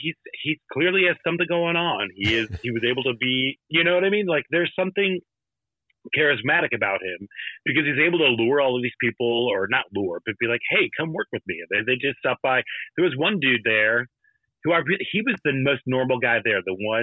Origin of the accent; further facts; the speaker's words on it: St. Louis, Missouri, United States; I grew up in St. Louis